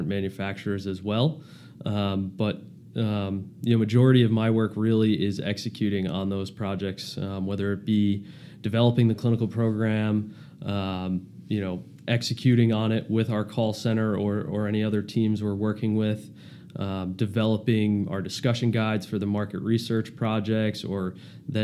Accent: Plymouth, Massachusetts, United States; moved away as an adult; also born or lived in Boston, Massachusetts; now in Newport, Rhode Island, United States; I grew up in Massachusetts, Plymouth, Mass.

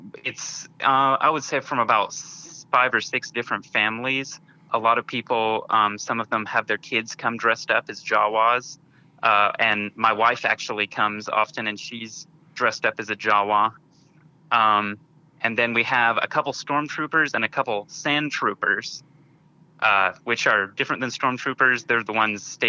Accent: Bentonville, Arkansas, United States; We're all from the Bentonville area.

